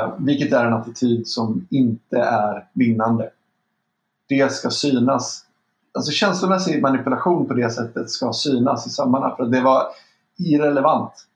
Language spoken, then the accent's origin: Swedish; Sweden; Vi har någonting med oss historiskt mm. som svenskar som är extremt fördelaktigt